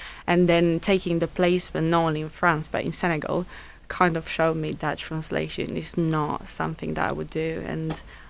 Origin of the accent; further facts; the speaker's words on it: Romania; now in Portsmouth, United Kingdom; Well, I moved here in 2012 from Romania, where I undertook the rest of my first studies.